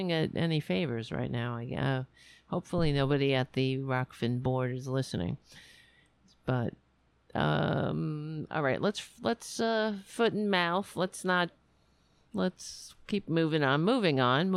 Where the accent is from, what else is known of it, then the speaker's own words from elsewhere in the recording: United States; being an American